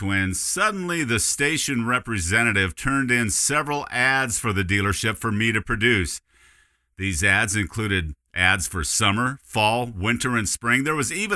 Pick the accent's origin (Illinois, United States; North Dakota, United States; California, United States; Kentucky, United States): North Dakota, United States; Dickinson; my radio career in my hometown of Dickinson, North Dakota